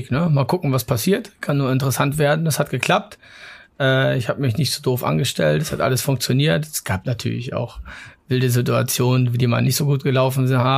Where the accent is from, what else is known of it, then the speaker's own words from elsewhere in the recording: Mecklenburg-Vorpommern, Germany; ich bin an der Ostsee aufgewachsen, komme aus Mecklenburg in der Nähe von Greifswald